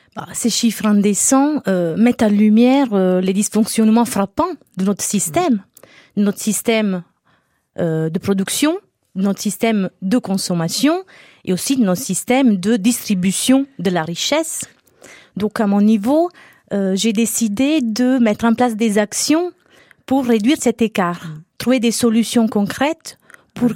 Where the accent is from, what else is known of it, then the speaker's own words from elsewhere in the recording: Naples, Campania, Italy; moved away; Je suis italienne. Euh, j'ai grandi dans un environnement populaire